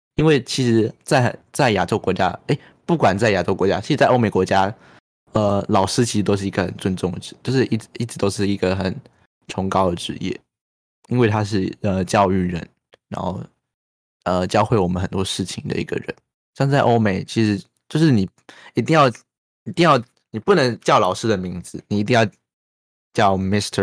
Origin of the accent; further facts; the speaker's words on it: Chiayi, Taiwan; 像我们身在嘉义，好像 也困得很好啊，我觉得家也很棒